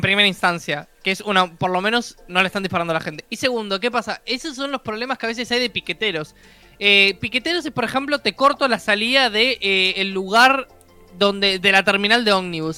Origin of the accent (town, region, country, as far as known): Uruguay